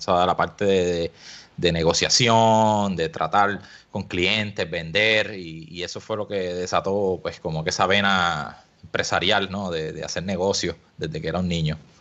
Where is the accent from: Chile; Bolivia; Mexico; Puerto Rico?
Puerto Rico; Añasco; also born or lived in Mayagüez; nací en Mayagüez y me crié en Añasco y, vivo todavía en Añasco.